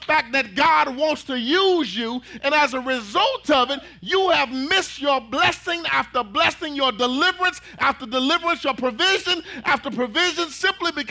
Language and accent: English; Dallas, Texas, United States; moved away as an adult; now in Red Oak, United States; I'm from Dallas, Texas